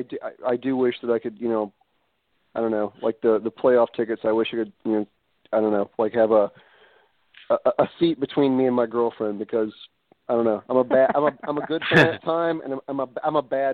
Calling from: New Orleans, Louisiana, United States; I'm calling from Uptown New Orleans.

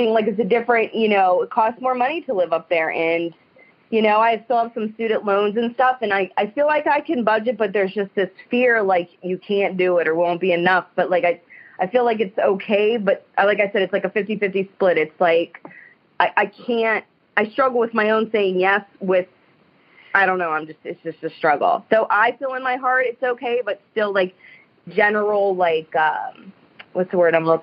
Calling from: Youngstown, Ohio, United States; Um, I'm from the Youngstown, Ohio area.

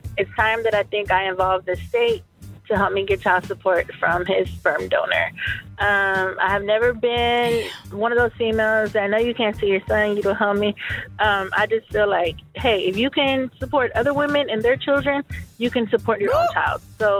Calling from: Houston, Texas, United States; So I'm calling from Houston

